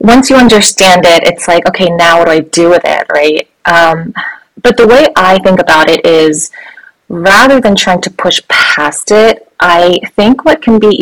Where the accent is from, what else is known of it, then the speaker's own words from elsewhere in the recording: United States; I am Korean American, a child of immigrants